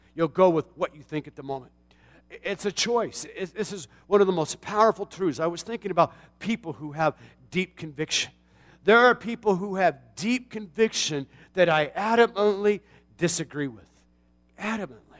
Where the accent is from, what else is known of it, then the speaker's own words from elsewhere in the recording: Tucson, Arizona, United States; the Coca-Cola plant in my hometown in Tucson, Arizona